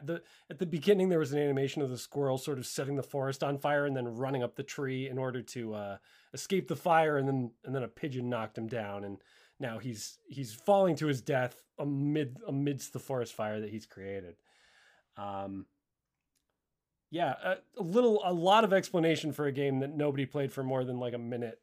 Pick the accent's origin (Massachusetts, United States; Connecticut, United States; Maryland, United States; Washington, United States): Connecticut, United States; I grew up in Connecticut, so I was still living in my hometown at this time